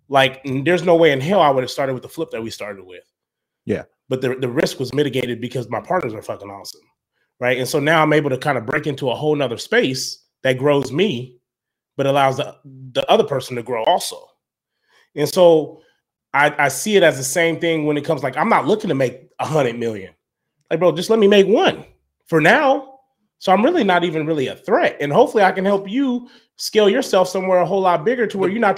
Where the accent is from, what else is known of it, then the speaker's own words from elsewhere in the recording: Salt Lake City, Utah, United States; No, I, bro, I grew up in Salt Lake.